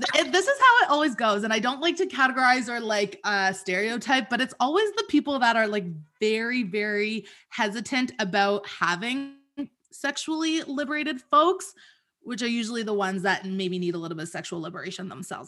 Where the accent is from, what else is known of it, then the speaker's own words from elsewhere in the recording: Toronto, Ontario, Canada; I'm from Toronto